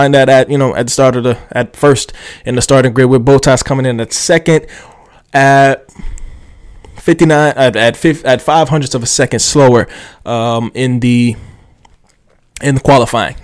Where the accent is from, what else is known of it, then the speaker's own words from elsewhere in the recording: United States; I am just, you know, American.